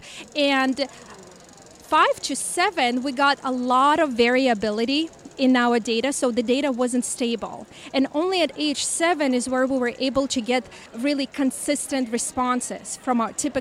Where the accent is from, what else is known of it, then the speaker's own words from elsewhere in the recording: California, United States; I'm from California